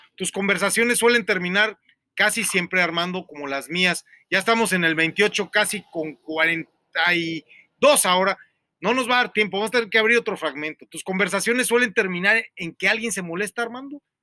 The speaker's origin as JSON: {"language": "Spanish", "country": "Mexico", "said": "que también soy mexicano"}